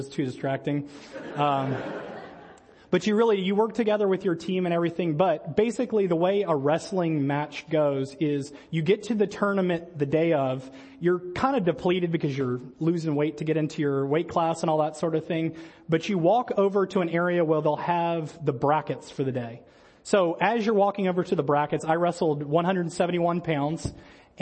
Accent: Metairie, Louisiana, United States; moved away as an adult; now in Monterey Park, United States; I'm originally from Metairie, Louisiana, and that is just outside of the city of New Orleans

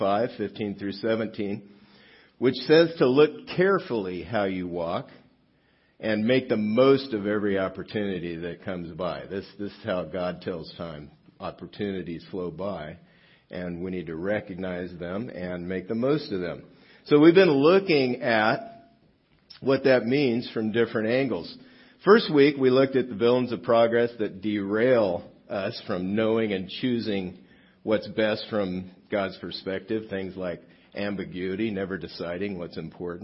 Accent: South Gate, California, United States; I grew up in Southgate, which is about not very far from here, down the 710 freeway

